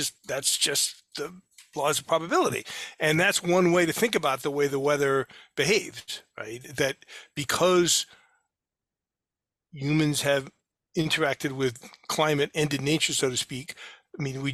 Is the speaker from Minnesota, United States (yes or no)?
no; New Bedford, Massachusetts, United States; I grew up in New Bedford